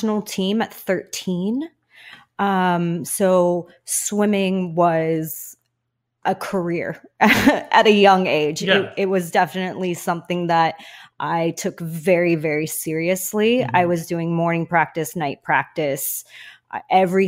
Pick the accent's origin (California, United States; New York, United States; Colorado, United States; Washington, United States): California, United States; Lake Forest; I grew up in El Toro, which is Lake Forest. I'm a local girl to SoCal